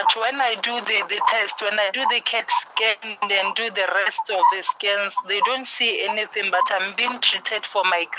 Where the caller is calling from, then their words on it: Francistown, North-East District, Botswana; I'm calling from Francis Town, Botswana.